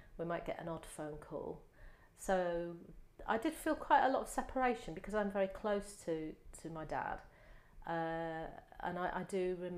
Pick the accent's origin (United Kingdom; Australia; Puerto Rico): United Kingdom; Manchester, North West England; born there; I'm the oldest of three. My dad was in the army, and I was born in Manchester because he was based in Ashton-under-Lyne in the army there.